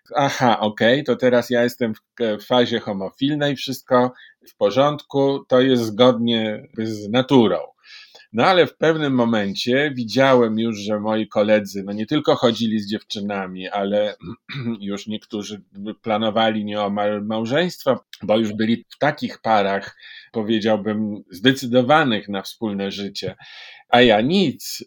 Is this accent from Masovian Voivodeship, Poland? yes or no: yes; Warsaw, Masovian Voivodeship, Poland; Urodziłem się w Warszawie.